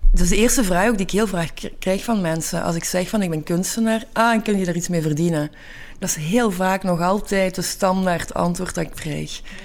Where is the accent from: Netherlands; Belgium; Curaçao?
Belgium; Hasselt, Flanders; moved away as an adult; now in Antwerp, Belgium; ik ben geboren in Hasselt